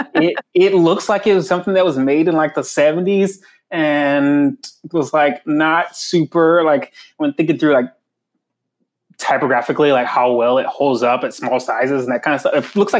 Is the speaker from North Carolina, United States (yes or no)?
yes; North Carolina, United States; moved away; I am from North Carolina